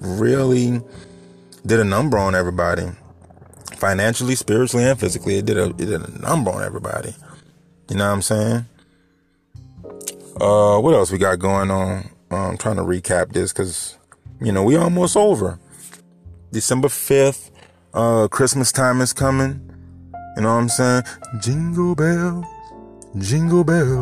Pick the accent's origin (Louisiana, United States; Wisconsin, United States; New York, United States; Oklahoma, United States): Louisiana, United States; New Orleans; moved away as an adult; now in Houma, United States; I live in Houma right now, but I'm from New Orleans